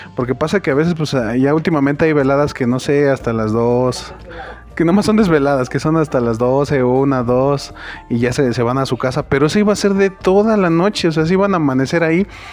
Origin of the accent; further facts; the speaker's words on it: Mexico; Como buen mexicano